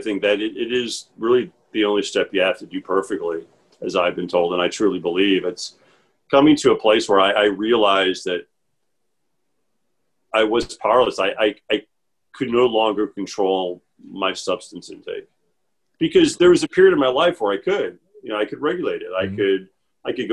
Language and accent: English; Chicago, Illinois, United States; I'm from the Midwest. I was born and raised in Chicago